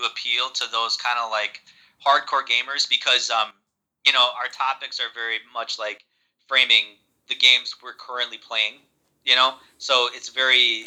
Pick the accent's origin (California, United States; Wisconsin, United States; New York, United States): Wisconsin, United States; Milwaukee; We're from Milwaukee, Wisconsin